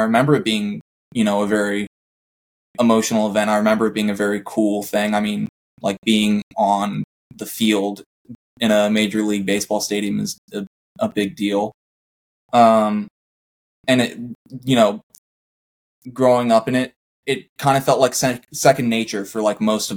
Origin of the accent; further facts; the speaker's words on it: Vista, California, United States; I grew up in Vista, California.